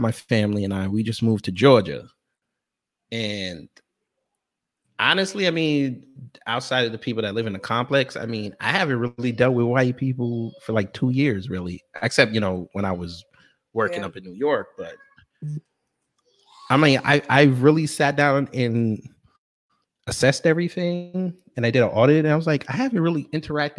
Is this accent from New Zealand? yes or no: no; Jamaica; I'm Jamaican.